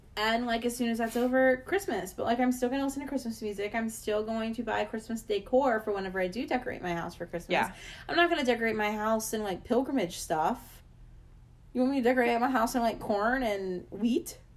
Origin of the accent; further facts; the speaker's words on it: the South, United States; I'm from the South